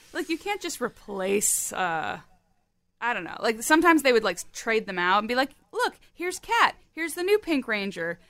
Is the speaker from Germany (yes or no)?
yes; Germany; moved away; I was born in Germany